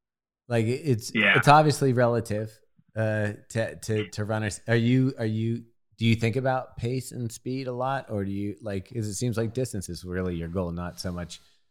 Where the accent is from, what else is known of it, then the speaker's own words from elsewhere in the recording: New York, United States; I grew up near New York for part of my life